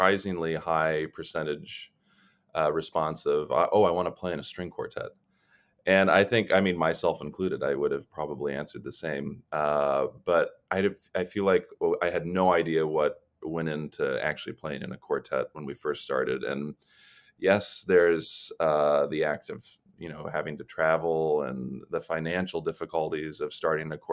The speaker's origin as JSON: {"language": "English", "town": "Columbus", "region": "Ohio", "country": "United States", "also_born_or_lived": "Los Angeles", "moved": "yes", "said": "I'm originally from Columbus, Ohio"}